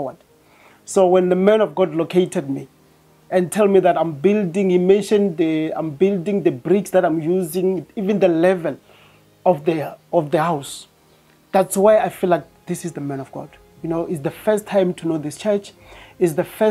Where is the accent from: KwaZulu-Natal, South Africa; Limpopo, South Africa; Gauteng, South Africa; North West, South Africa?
Limpopo, South Africa; Venda; moved away as an adult; now in Pretoria, South Africa; I'm from Venda, but I'm residing in Pretoria